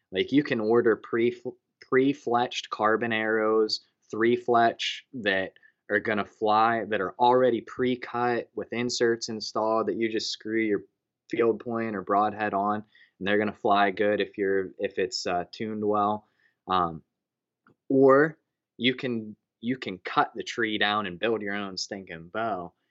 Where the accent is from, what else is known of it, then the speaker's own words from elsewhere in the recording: Punxsutawney, Pennsylvania, United States; born and raised in Punxsutawney, Pennsylvania